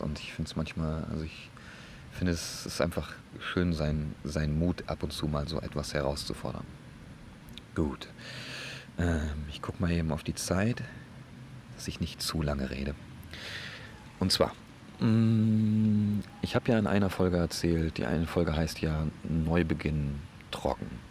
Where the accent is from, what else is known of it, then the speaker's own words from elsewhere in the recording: Bremen, Germany; bei uns in Bremen